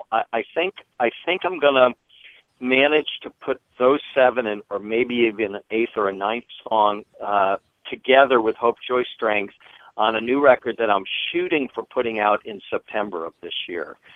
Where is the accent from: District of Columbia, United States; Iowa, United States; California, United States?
District of Columbia, United States; Washington; I grew, I grew up in Washington D.C.